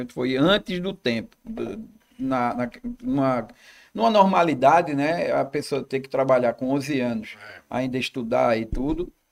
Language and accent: Portuguese; Olinda, Pernambuco, Brazil; also born or lived in Recife; Eu nasci na Boa Vista, em Recife. E com alguns meses de idade, nós nos mudamos para Olinda.